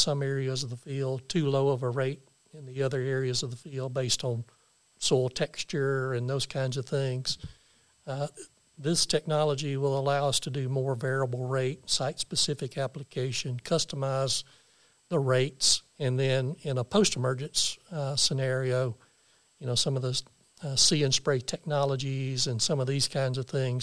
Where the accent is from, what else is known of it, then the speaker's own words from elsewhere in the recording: the Arkansas Delta, United States; I grew up in the Delta over on the Arkansas side